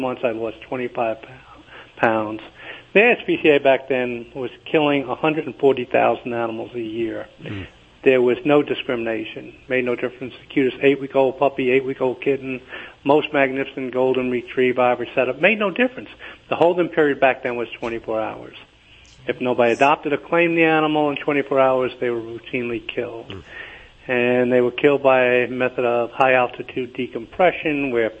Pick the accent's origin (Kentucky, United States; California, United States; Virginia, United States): Kentucky, United States; moved away as an adult; also born or lived in New York; I'm originally from Kentucky